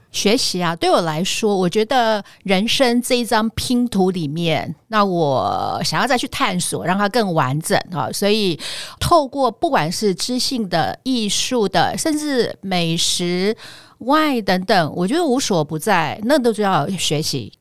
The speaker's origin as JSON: {"language": "Chinese", "town": "Tainan", "country": "Taiwan", "also_born_or_lived": "Kaohsiung", "said": "因为我，我本身是台南人"}